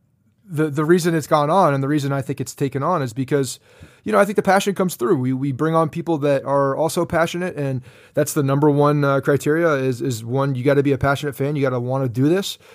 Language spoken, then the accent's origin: English; New Jersey, United States; Growing up in North Jersey, I was about 20 minutes from the stadium